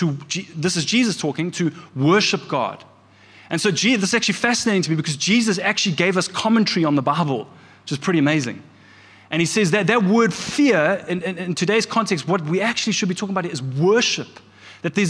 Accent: Kloof, KwaZulu-Natal, South Africa; I grew up in the church. I grew up in the Methodist church here in Kloof. We lived literally down the road from the Methodist church.

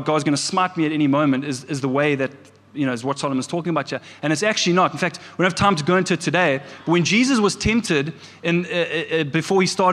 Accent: Kloof, KwaZulu-Natal, South Africa; I grew up in the church. I grew up in the Methodist church here in Kloof. We lived literally down the road from the Methodist church.

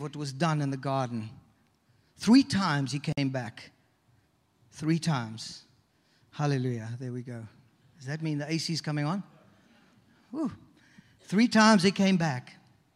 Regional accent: South Africa; moved away as an adult; also born or lived in British Virgin Islands; now in Toronto, Canada; We grew up in South Africa.

